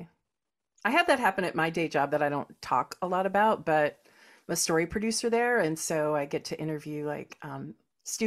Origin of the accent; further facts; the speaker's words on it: Los Angeles, California, United States; accent: California; I have a California accent